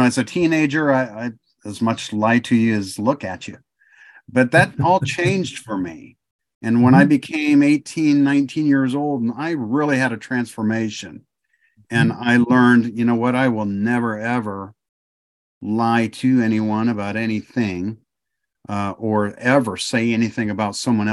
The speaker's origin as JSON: {"language": "English", "region": "Michigan", "country": "United States", "tie": "born or raised there", "also_born_or_lived": "Ohio", "moved": "as an adult", "lives_now": "Oklahoma, United States", "said": "I was born in Michigan. I was raised in Ohio and Michigan, back and forth quite a bit because of what my dad did"}